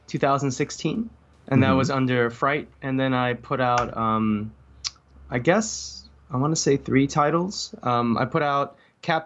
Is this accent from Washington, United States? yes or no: no; New York City, New York, United States; now in Seattle, United States; I grew up in New York City. So I'm originally from Brooklyn